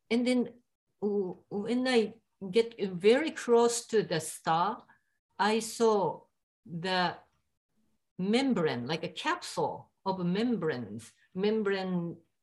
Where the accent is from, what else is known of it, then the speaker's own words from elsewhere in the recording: Japan; English is a second language; moved away; I am from Japan